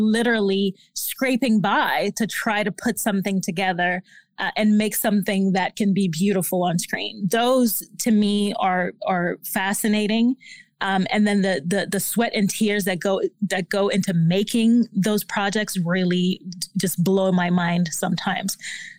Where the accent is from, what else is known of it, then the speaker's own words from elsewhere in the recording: Haiti; But I come from an immigrant family. I'm originally from Haiti.